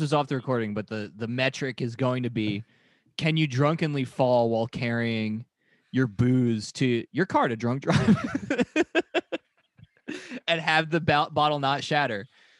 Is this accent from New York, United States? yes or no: yes; New York, United States; as a New Yorker